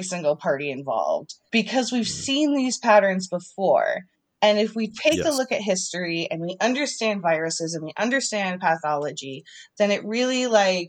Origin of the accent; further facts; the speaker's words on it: Vermont, United States; now in Las Vegas, United States; I was born and raised in Vermont